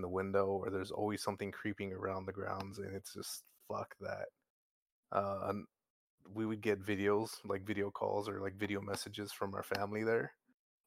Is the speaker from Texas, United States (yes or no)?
yes; San Antonio, Texas, United States; I'm from San Antonio